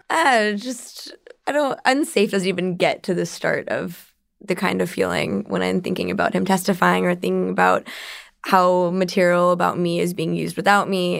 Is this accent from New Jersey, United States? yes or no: no; San Jose, California, United States; I'm from Silicon Valley. I'm a San Jose native from before it was called Silicon Valley